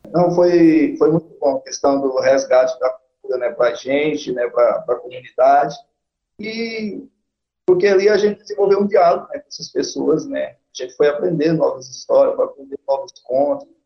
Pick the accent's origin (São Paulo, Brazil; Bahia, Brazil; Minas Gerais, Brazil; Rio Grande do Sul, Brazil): Bahia, Brazil; interior of; now in Goiás, Brazil; eu que sou né, do interior da Bahia, é, e, e, trabalhei muito a roça